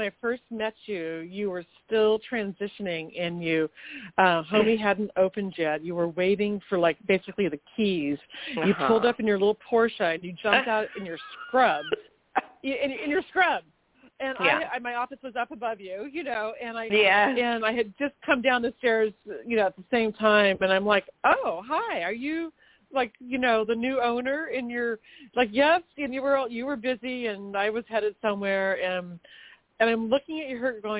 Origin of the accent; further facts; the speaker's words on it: Manhattan Beach, California, United States; growing up in Manhattan Beach, great training for opening a business in Manhattan Beach.